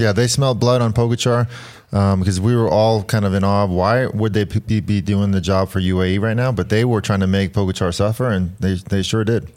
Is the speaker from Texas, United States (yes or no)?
no; New York City, New York, United States; I was born in Queens